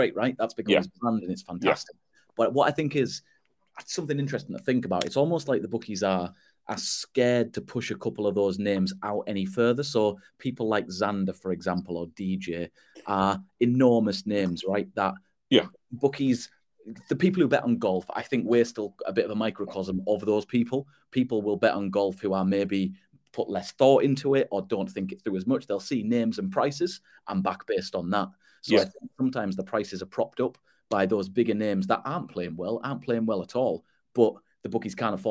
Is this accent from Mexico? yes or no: no; England, United Kingdom; as an English cricket fan